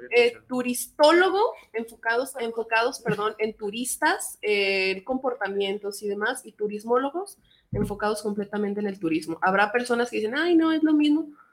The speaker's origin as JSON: {"language": "Spanish", "country": "Mexico", "said": "nosotros como mexicanos"}